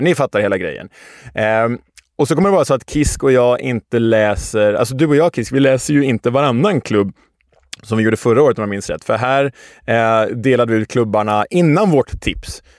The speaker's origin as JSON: {"language": "Swedish", "town": "Stockholm", "region": "Stockholm County", "country": "Sweden", "said": "Vi som stockholmare"}